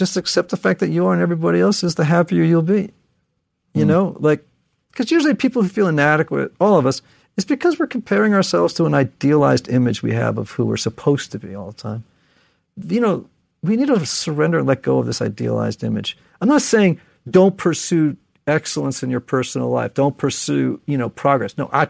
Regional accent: Connecticut, United States

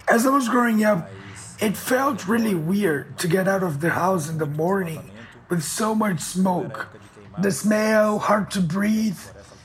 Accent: Brazil; born or raised there

